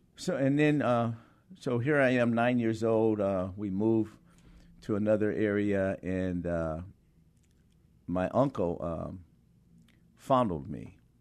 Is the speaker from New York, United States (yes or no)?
no; High Point, North Carolina, United States; growing up in High Point in the sixties